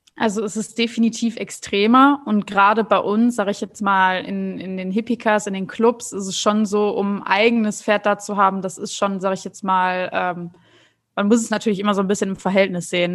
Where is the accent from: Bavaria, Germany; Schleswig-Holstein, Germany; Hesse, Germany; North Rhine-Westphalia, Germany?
North Rhine-Westphalia, Germany; moved away as an adult; now in São Paulo, Brazil; ich komme ja eigentlich ursprünglich aus NRW